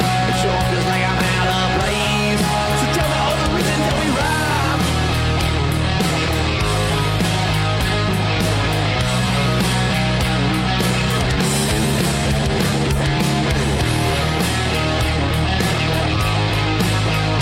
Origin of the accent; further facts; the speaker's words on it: Youngstown, Ohio, United States; my hometown, Youngstown